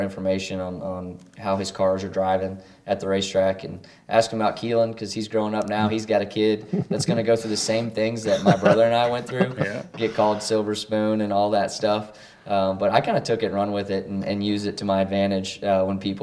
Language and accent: English; North Carolina, United States; my hometown and 336 and area code there.